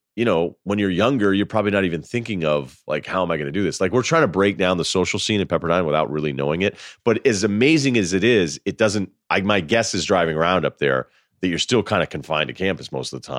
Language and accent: English; Martha's Vineyard, Massachusetts, United States; I grew up in Martha's Vineyard